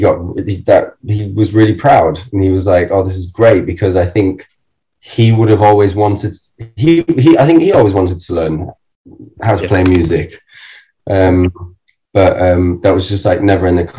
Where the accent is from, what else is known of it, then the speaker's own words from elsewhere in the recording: Germany; moved away; I grew up in Germany